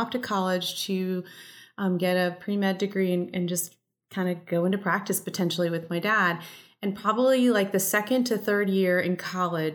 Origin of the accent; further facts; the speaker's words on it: United States; first language English; I'm very proud to be a first generation American. So I grew up in an immigrant family and I speak a second language. I speak Spanish